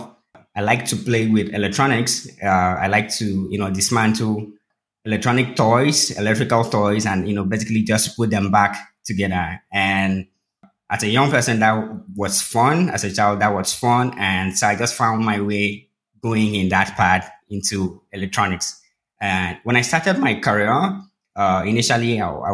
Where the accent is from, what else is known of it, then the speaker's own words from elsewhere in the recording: Uyo, Akwa Ibom, Nigeria; moved away as an adult; now in Lagos, Nigeria; I grew up in a city called Uyo, which is in the Niger Delta region of Nigeria.